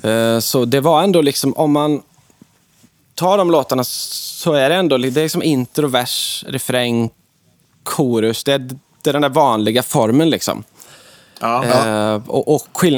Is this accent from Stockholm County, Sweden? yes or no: no; Alingsås, Västra Götaland, Sweden; min hemstad Allingsås